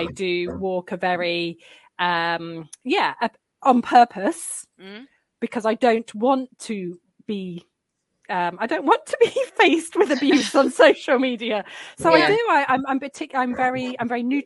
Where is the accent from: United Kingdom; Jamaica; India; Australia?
United Kingdom; Leicester, East Midlands; now in Surrey, United Kingdom; I'm from Leicester, but I'm living in Surrey.